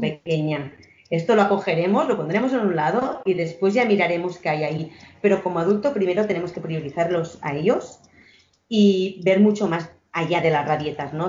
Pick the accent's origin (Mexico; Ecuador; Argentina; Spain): Spain; nací en San Salvador de Noia, que es un pueblo ah, con mucha cultura vinícola